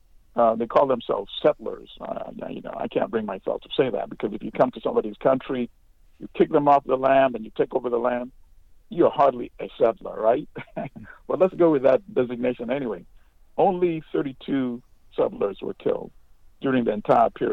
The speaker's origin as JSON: {"language": "English", "country": "Uganda", "tie": "born or raised there", "moved": "as an adult", "lives_now": "United States", "said": "I'm Ugandan born, so you know, I grew up in Uganda. And I grew up here in the United States as well, because I went to college here."}